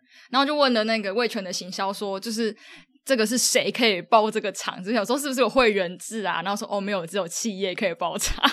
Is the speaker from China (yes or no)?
no; southern Taiwan, Taiwan; 因为我是南部人